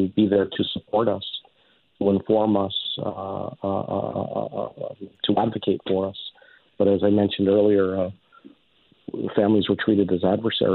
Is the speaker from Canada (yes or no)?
yes; Canada; I came to Canada 6 months old. Canada's my home. It's my country. It's all I've ever known